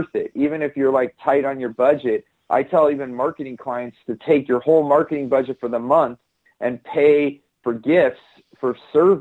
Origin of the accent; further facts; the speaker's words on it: Silicon Valley, California, United States; I grew up in Silicon Valley in California